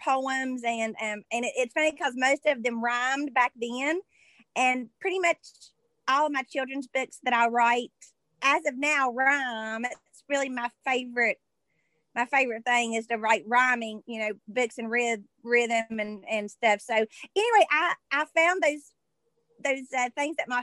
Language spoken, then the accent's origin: English; Madison, West Virginia, United States; also born or lived in Charleston, West Virginia / Alice Lloyd College, Kentucky; Well, I am from Madison in Boone County. And I was born in Charleston, West Virginia. And but I've lived in Boone County up until I was 18